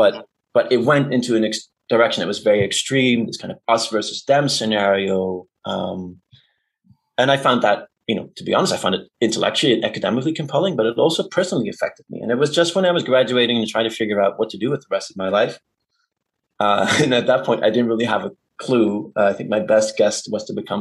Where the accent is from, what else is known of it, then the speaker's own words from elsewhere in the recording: Amsterdam, North Holland, Netherlands; English is a second language; I grew up in Amsterdam